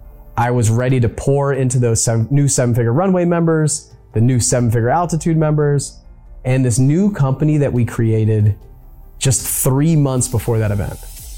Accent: San Diego, California, United States; born there; I could see the place that I was born in San Diego, where my dad was stationed on submarines.

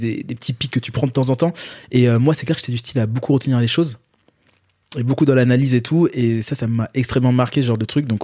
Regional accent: Paris, Île-de-France, France; also born or lived in Guadeloupe; Dans Paris. Dans pur parisien. Euh, voilà, j'ai grandi dans le 14e.

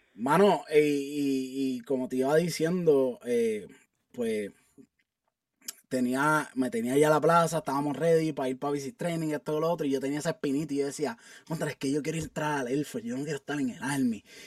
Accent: Carolina, Puerto Rico; moved away as an adult; also born or lived in San Juan, Puerto Rico / Alaska; now in Colorado, United States; yo nací en San Juan, Puerto Rico, eh, y me crié toda mi vida en Carolina, Puerto Rico

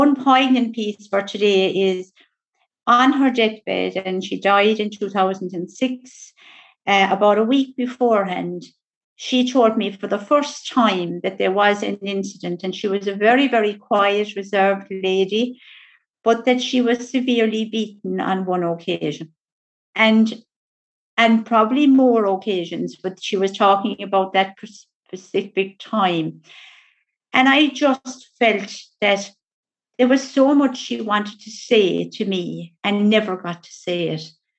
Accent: West Cork, Munster, Ireland; also born or lived in Tuam, Ireland; I did go to a most beautiful, lovely adopted family in West Cork

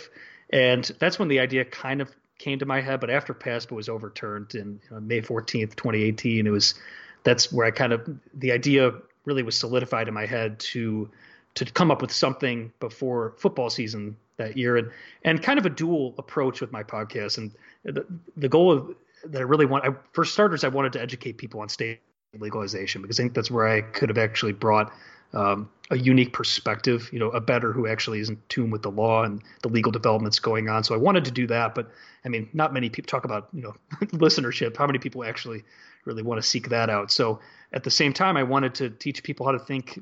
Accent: Chicago, Illinois, United States; moved away; that young kid growing up in Chicago

